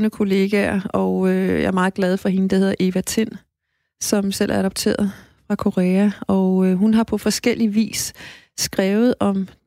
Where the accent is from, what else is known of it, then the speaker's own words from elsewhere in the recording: Greenland; jeg er jo ikke grønlandsk barn. Jeg, øh, jeg var et dansker barn i Grønland.